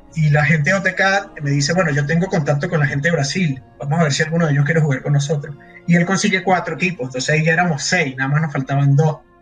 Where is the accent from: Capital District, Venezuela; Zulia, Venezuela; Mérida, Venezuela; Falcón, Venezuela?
Capital District, Venezuela; Caracas; yo soy de Caracas